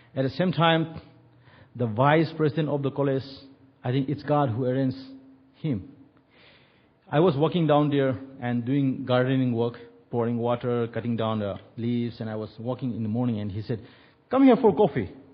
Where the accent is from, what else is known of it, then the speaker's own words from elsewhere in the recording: India; moved away; we are from India